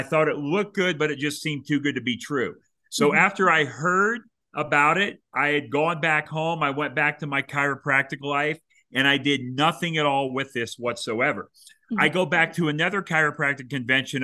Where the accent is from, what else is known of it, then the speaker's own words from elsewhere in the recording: Florida, United States; moved away; also born or lived in Kansas City, Missouri; the state of Florida, that is actually where I was raised